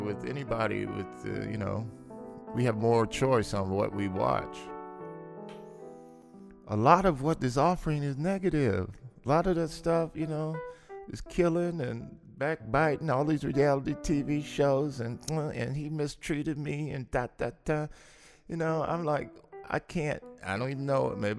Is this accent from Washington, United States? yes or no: no; Los Angeles, California, United States; I grew up in South Central L.A.